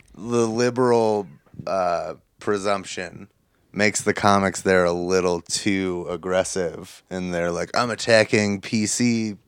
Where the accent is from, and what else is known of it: United States